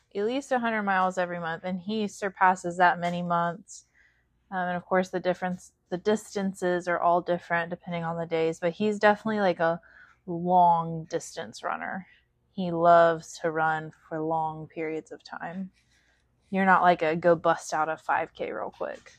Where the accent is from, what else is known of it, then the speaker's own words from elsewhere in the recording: West Virginia, United States; We're both from West Virginia. Chance from Southern West Virginia, and I'm from, I guess, Central